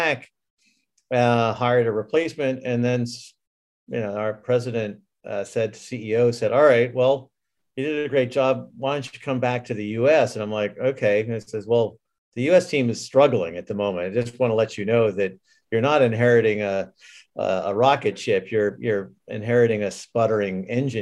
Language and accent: English; New England, United States; moved away as an adult; also born or lived in Scotland / California / Japan; I grew up in New England